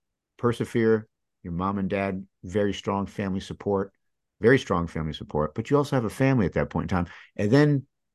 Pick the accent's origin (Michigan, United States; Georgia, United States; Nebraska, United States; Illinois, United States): Michigan, United States; I grew up in Michigan.